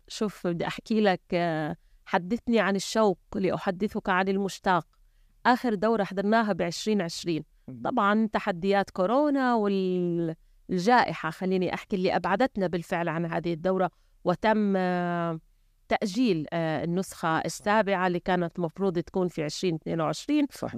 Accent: Jordan; إحنا الأردن

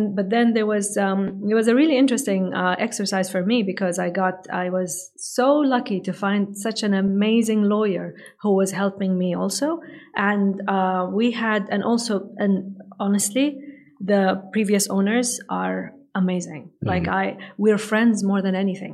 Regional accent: Saudi Arabia; English is a second language; I come from Saudi Arabia.

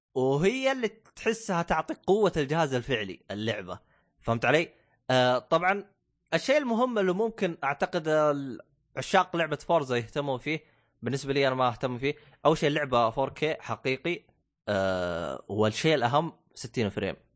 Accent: Saudi Arabia; عندنا في السعودية

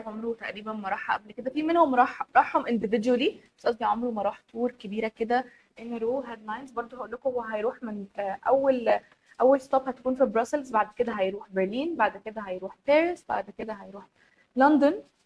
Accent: Egypt; احنا عامة المصريين

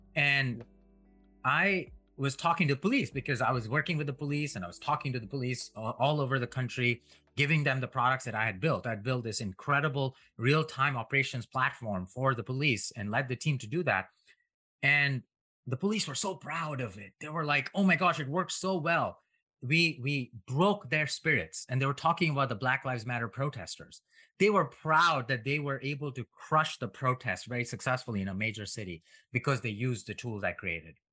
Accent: India; moved away as an adult; now in United States; I grew up in India and an im-, immigrant to United States.

